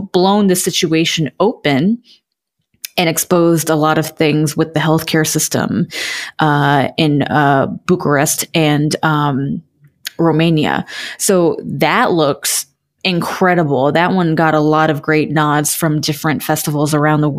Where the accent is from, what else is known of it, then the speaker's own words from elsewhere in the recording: United States; as an American